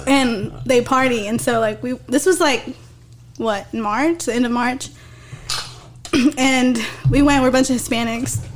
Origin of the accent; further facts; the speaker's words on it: Odessa, Texas, United States; That's that's my hometown. That's West Texas.